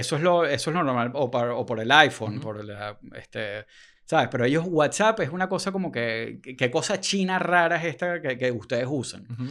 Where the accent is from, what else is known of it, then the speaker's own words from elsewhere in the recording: Venezuela; somos venezolanos explicándole a los gringos